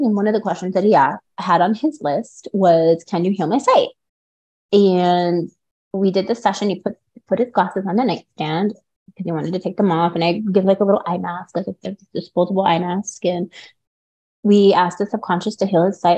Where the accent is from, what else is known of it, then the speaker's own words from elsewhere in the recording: Carbondale, Illinois, United States; also born or lived in Mount Vernon, Illinois; now in Las Vegas, United States; I'm actually from Illinois. I'm from Southern Illinois. I lived in Mount Vernon. I lived in Carbondale and spent a lot of time there during my childhood.